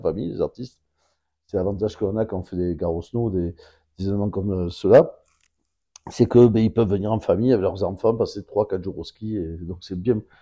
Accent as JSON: {"language": "French", "town": "Bordeaux", "region": "Nouvelle-Aquitaine", "country": "France", "also_born_or_lived": "Basque Country / South-West France", "said": "en tant que Bordelais"}